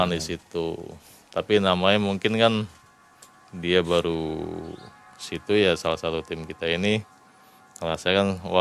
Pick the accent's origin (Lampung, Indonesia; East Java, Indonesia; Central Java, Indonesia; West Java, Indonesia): West Java, Indonesia; Cirebon; Karena kita juga kan dari Cirebon juga sama dari Jawa.